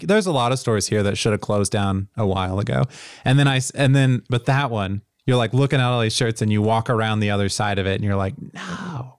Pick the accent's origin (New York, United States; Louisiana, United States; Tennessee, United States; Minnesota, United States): Tennessee, United States; I grew up in Tennessee